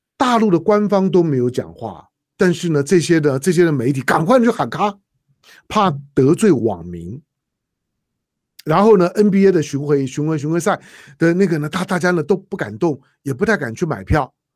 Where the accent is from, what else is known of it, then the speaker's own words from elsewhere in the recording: Taiwan; 我是在台湾出生的中国人